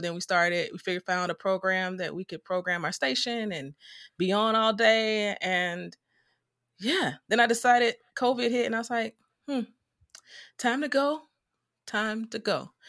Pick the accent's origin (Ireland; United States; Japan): United States; Chicago, Illinois; I'm from the south side of Chicago. I grew up with my mom, my dad, and my older sister.